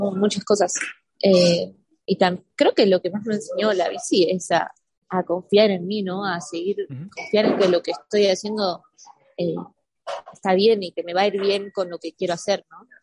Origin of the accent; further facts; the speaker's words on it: San Martín de los Andes, Neuquén, Argentina; moved away as an adult; also born or lived in Europe; now in United States; Como soy de San Martín de los Andes, ahí hay eh, centros de esquí, así que esquío desde chiquita también.